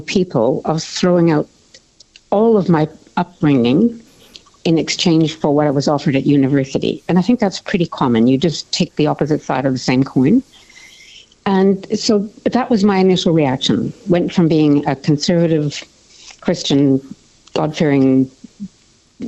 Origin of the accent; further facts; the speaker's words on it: Canada; now in Australia; I drink like a Canadian